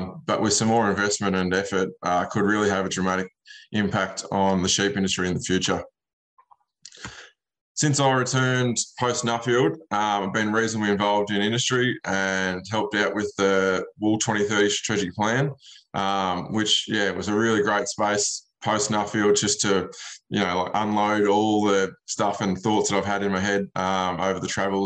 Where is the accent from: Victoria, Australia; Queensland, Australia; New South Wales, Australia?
Victoria, Australia; Western; I'm from Western Victoria. That's where Culloa is, James, out near Hamilton, the SA border